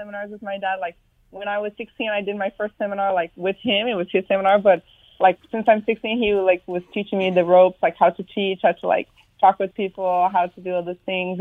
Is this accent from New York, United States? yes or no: no; Arizona, United States; I was born in Arizona